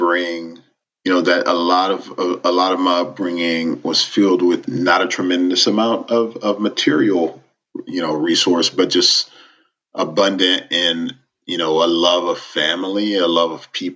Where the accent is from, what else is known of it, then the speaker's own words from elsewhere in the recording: Miami, Florida, United States; moved away; Miami and Little Haiti in particular is just it gave me my identity.